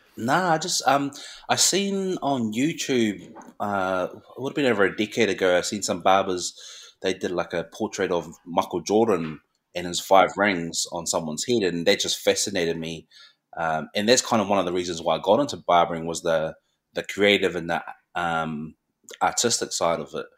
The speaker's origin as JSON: {"language": "English", "town": "Christchurch", "region": "Canterbury", "country": "New Zealand", "tie": "born or raised there", "also_born_or_lived": "Mangere, South Auckland", "said": "growing up in Christchurch, predominantly, it's predominantly Pakeha"}